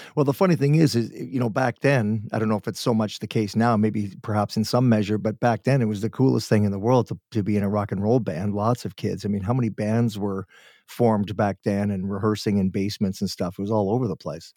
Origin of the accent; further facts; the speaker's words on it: Guelph, Ontario, Canada; now in Vancouver, Canada; I was born in Guelph, so I'm from that area